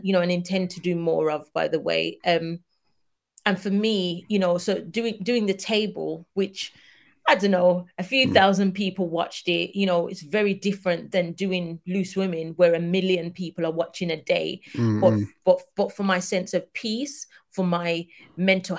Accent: United Kingdom; us as Black British people

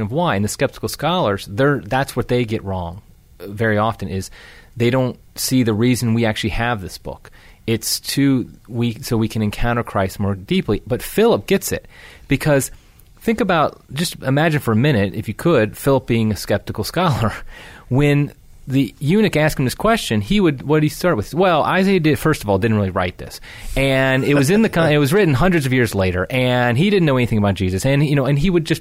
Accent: Ohio, United States; moved away as an adult; now in Venice, Florida, United States; I am originally from Ohio

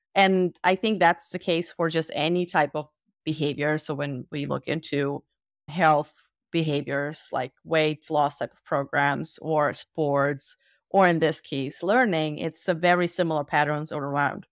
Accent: Germany; also born or lived in Soviet Union; we moved to Germany, and I grew up in Germany

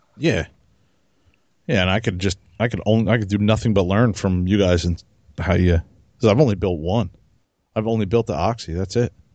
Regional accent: New Jersey, United States; I'm from Jersey

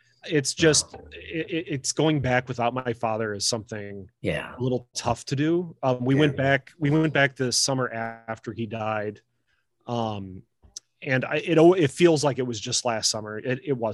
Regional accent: across from Chicago, Lake Michigan shore, United States; now in Central Michigan, United States; where I grew up was right on Lake Michigan, right across from Chicago

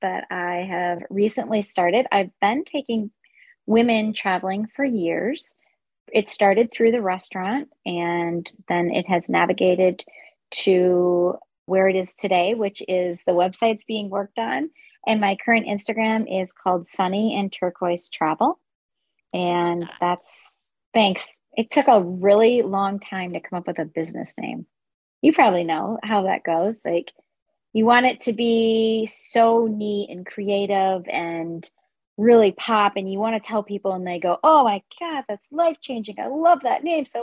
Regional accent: southwest Wisconsin, United States; moved away as an adult; also born or lived in Dubuque, Iowa; I grew up in Wisconsin on the southwest corner there

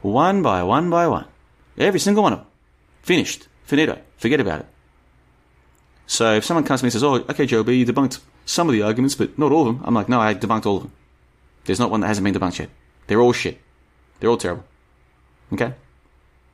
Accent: Australia; now in Bulgaria; I grew up in Australia. I've been around Asia. Now I'm here in Europe.

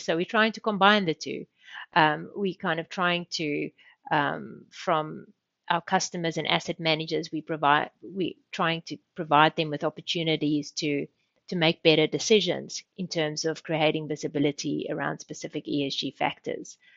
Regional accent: South Africa; moved away as an adult; also born or lived in Sydney, Australia / Sweden; I grew up in South Africa. I did my studies in South Africa

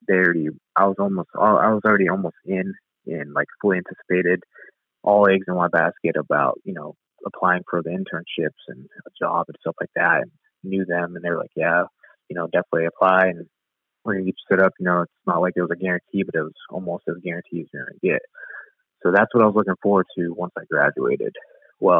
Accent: Youngstown, Ohio, United States; my hometown in Youngstown, Ohio

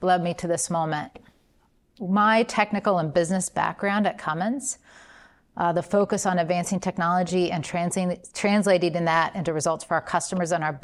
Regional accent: Columbus, Indiana, United States; Growing up in Columbus, Indiana

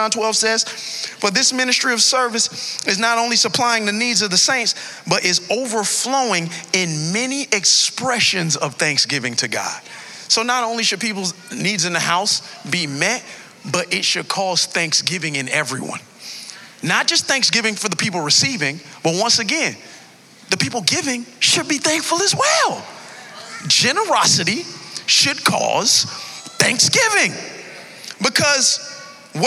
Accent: Miami Gardens, Florida, United States; I hail all the way from Carroll City

